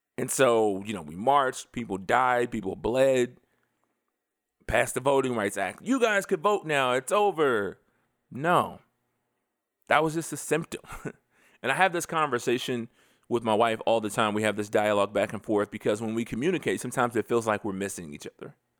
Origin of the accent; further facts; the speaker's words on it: United States; I am an American.